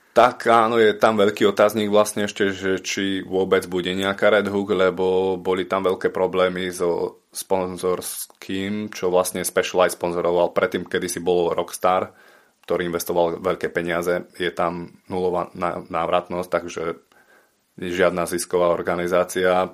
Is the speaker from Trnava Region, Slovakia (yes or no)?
no; Martin, Žilina Region, Slovakia; moved away as an adult; ja som z Martina originál, ale nežijem tu na, na Slovensku už 14 rokov